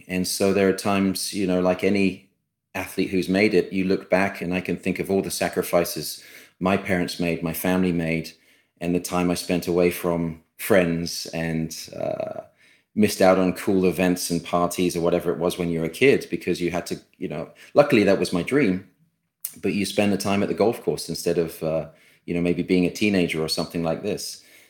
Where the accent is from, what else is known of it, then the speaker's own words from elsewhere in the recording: United Kingdom; born there; Being a British-born player, it's the oldest championship we play for.